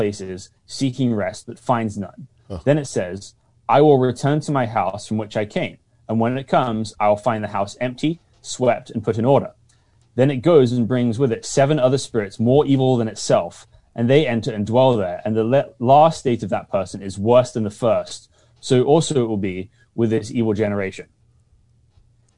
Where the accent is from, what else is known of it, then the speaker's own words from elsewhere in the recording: United Kingdom; now in Seattle, United States; I'm British.